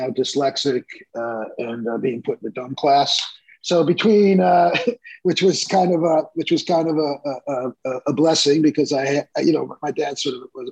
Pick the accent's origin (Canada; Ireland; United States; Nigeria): United States; Detroit, Michigan; moved away; also born or lived in New York; I was born and raised in Detroit.